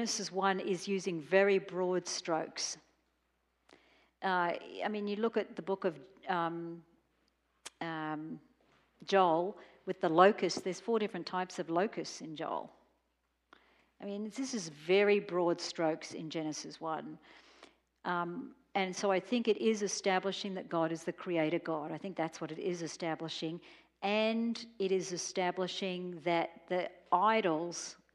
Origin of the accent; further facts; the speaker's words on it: Australia; I was growing up in Australia